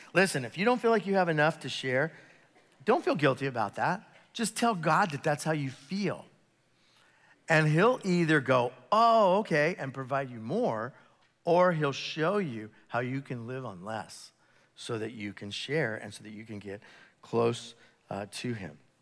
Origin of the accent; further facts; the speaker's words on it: United States; being an American, and it's the beauty of being an American Christian, uh, here in the Western Hemisphere